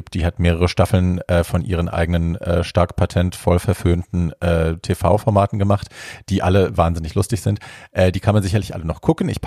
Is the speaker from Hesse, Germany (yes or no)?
no; Berlin, Germany; Ja, ich bin Berlinerin in Neukölln geboren, in Britz.